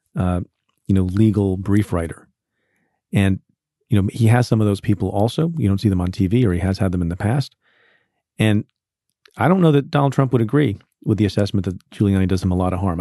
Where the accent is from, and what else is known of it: New York, United States